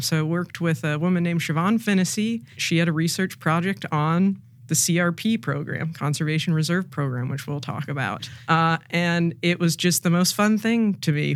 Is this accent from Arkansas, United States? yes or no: yes; Arkansas, United States; moved away as an adult; also born or lived in Ohio / San Francisco Bay Area / Chesapeake Bay Area; I grew up in Arkansas